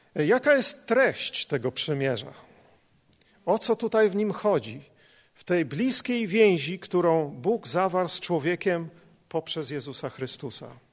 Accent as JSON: {"language": "Polish", "country": "Poland", "said": "nas, Polaków"}